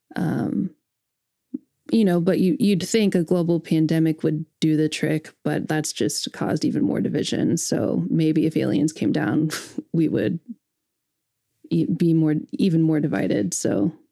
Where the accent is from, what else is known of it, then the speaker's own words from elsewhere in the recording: Edmond, Oklahoma, United States; growing up in Edmond, Oklahoma